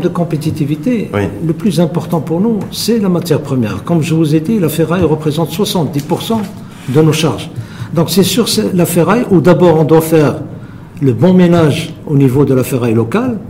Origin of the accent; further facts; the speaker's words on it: Morocco; chez nous au Maroc